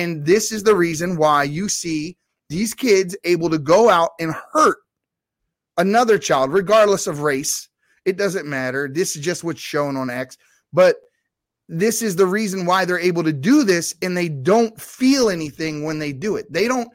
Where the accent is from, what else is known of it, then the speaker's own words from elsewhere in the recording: Baltimore, Maryland, United States; I grew up in Baltimore City